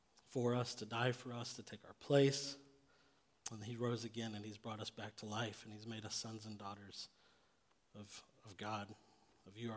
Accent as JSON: {"language": "English", "town": "Phoenix", "region": "Arizona", "country": "United States", "tie": "born or raised there", "moved": "yes", "lives_now": "Augusta, United States", "said": "I'm from Arizona"}